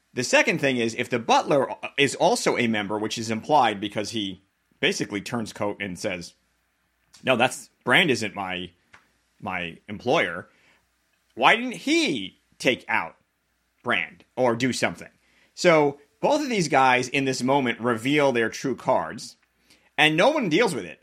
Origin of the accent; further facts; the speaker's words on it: Long Island, New York, United States; I grew up on Long Island